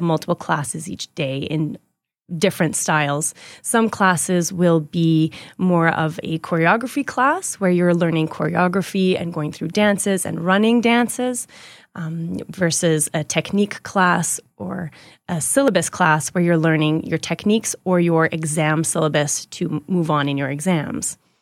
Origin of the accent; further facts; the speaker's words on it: Edmonton, Alberta, Canada; I was born here in Edmonton.